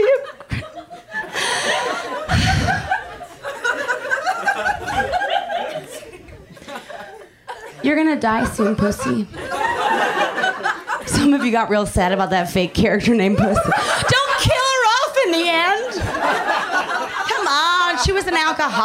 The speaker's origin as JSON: {"language": "English", "town": "Philadelphia", "region": "Pennsylvania", "country": "United States", "tie": "born or raised there", "also_born_or_lived": "New York", "moved": "as an adult", "lives_now": "Los Angeles, United States", "said": "I am the youngest of six, and I grew up in Philadelphia"}